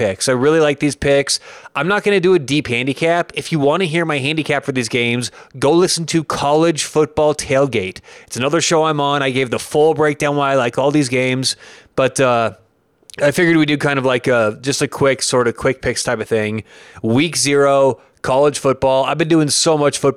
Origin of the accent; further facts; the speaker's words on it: Denver, Colorado, United States; I'm actually from Denver